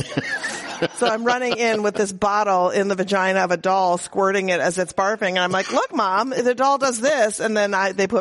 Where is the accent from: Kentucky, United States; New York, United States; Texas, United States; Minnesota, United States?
Minnesota, United States; moved away; she dragged him to what he called the People's Republic of Minnesota. We were raised there, thank God, not in Mississippi